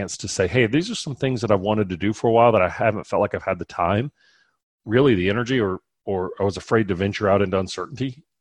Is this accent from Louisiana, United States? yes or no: yes; South Louisiana, United States; moved away; I'm from South Louisiana originally, and there's a Cajun restaurant right around the corner from me here that is from my hometown